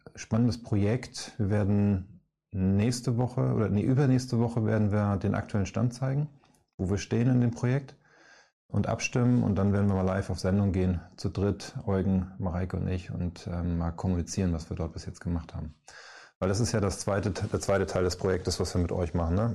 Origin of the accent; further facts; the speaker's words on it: Northern Germany, Germany; also born or lived in Hamburg; wir beide hier aus dem Norden mit Moin